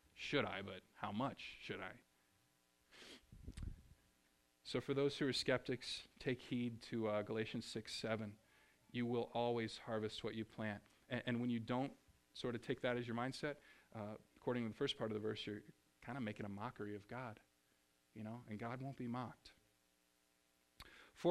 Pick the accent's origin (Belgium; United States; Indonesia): United States; Springfield, Missouri; moved away as an adult; also born or lived in Ohio / Seattle, Washington; I grew up in Springfield, Missouri